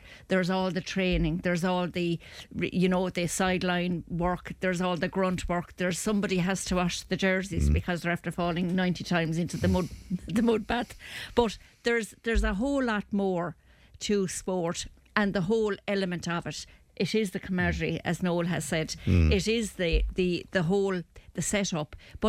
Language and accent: English; Kilkenny, Leinster, Ireland; even though I'm from Kilkenny